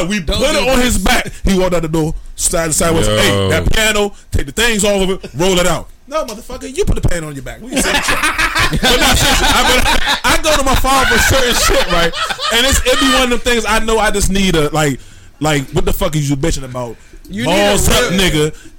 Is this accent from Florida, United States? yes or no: no; Guthrie, Kentucky, United States; I'm Guthrie, Kentucky.